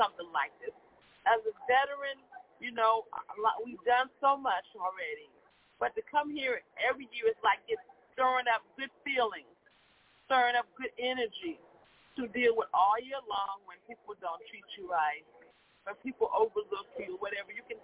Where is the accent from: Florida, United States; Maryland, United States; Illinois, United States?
Illinois, United States; Chicago; I'm from Chicago, Illinois